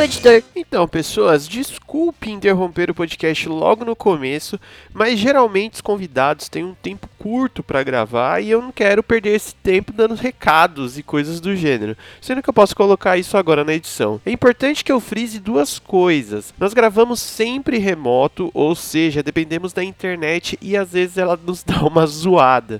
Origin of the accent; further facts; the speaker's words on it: São Paulo, Brazil; aqui a gente é de São Paulo, da zona sul. a gente mora perto, relativamente perto